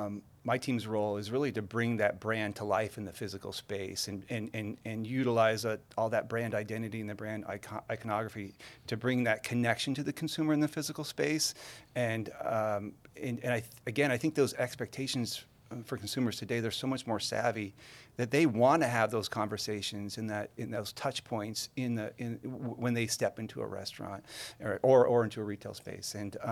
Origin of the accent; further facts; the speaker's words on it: San Diego, California, United States; born there; now in Carlsbad, United States; We moved to San Diego. I was born in San Diego, but it moved to Carlsbad.